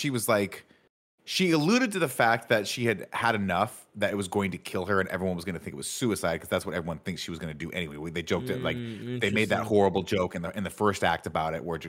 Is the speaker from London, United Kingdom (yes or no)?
yes; London, United Kingdom; I'm from South London.